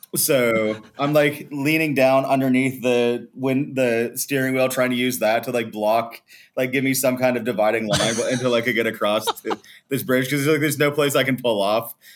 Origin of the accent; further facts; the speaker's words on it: Morgantown, West Virginia, United States; moved away as an adult; also born or lived in North Carolina; now in Croatia; I was born in West Virginia